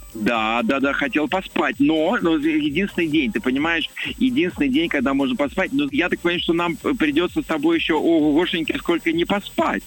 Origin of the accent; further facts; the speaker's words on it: Novosibirsk, Novosibirsk Oblast, Russia; Новосибирск, мой родной город